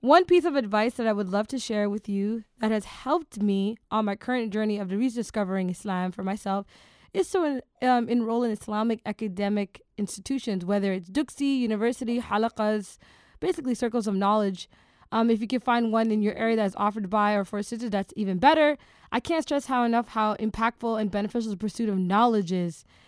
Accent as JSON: {"language": "English", "town": "Toronto", "region": "Ontario", "country": "Canada", "tie": "born or raised there", "said": "Toronto, my hometown"}